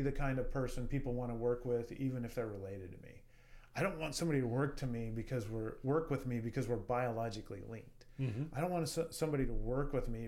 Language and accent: English; Wyoming, United States; I'm proud to be from the state of Wyoming.